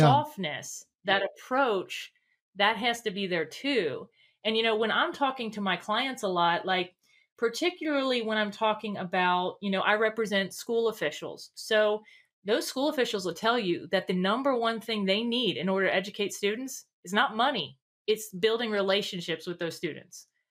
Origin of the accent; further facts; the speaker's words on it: Northern Kentucky, United States; I'm from Northern Kentucky. Mm-hmm. Um, so um, right outside of Cincinnati